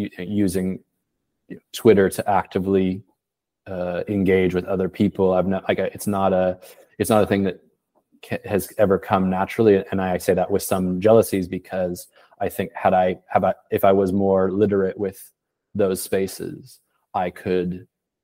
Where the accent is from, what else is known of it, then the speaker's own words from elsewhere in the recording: Portland, Oregon, United States; moved away as an adult; also born or lived in Boston; now in Paris, France; I'm from Portland, Oregon. I left in 2008